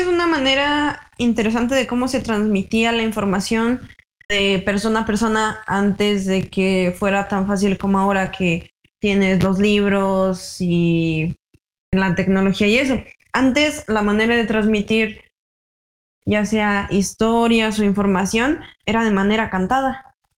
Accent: Mexico

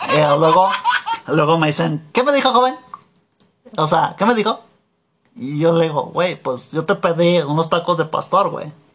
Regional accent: Mexico; also born or lived in United States; yo vivía en Estados Unidos allá, porque pues allá nací, pues allá me tocó nacer, aunque yo soy de Mechito, Mechito Land me tocó nacer allá

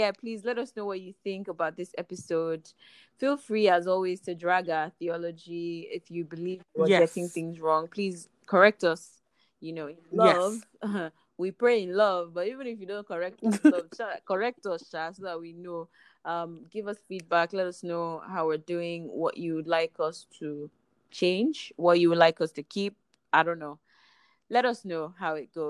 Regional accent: Nigeria; accent: Nigerian; my Nigerian accent

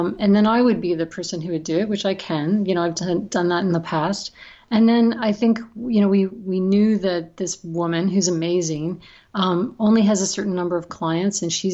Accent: Mississauga, Ontario, Canada; lives at home in the house that I grew up in Mississauga.

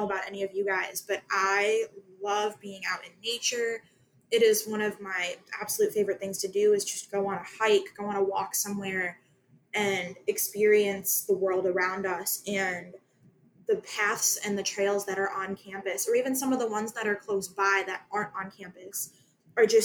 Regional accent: United States; I come from Lake County, so I'm on the complete opposite side of the state

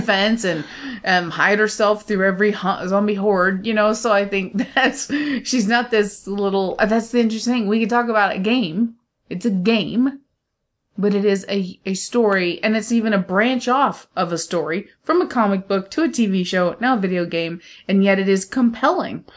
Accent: United States; I'm American

